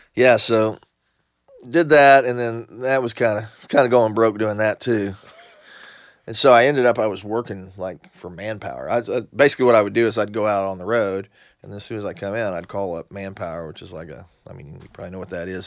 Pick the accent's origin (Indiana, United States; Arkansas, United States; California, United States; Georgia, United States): Indiana, United States; southern; also born or lived in Yuma, Arizona; now in Nashville, United States; I grew up in, uh, southern Indiana.